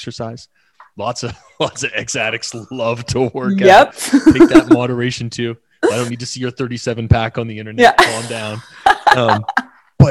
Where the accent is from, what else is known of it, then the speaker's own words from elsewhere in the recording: Canada; we're Canadian